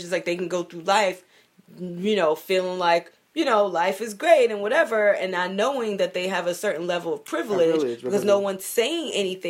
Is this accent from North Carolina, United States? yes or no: no; New York City, New York, United States; I grew up in Bed-Stuy, so I went to some black-ass schools.